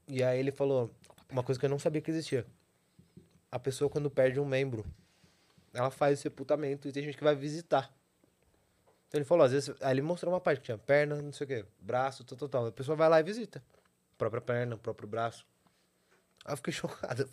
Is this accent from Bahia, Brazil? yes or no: no; São Paulo, Brazil; venho da Zona Sul de São Paulo. Pedreira, Zona Sul